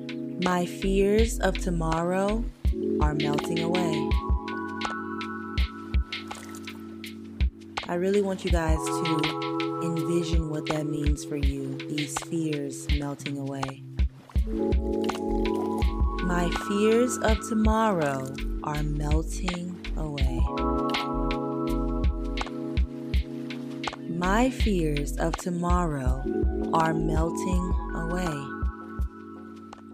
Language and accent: English; St. Francisville, Louisiana, United States; moved away as an adult; now in Los Angeles, United States; I'm from St. Francisville, Louisiana, and I currently live out in Los Angeles, California, pursuing my acting career.